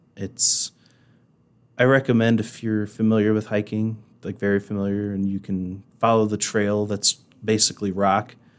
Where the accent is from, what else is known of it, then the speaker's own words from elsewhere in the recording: Indiana, United States; moved away as an adult; now in Rapid City, United States; coming from Indiana, where it's flat and you have a lot of cornfields. Granted, you do have some big cities here and there, but, um, where I'm from, it's mostly flat and cornfields